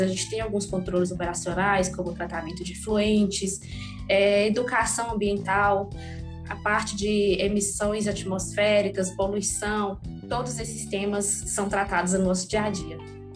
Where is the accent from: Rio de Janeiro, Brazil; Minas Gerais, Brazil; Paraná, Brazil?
Minas Gerais, Brazil; Montes Claros; eu nasci e trabalho aqui em Montes Claros, norte de Minas Gerais, e aqui também né, eu fiz a maior parte da, da, minha formação acadêmica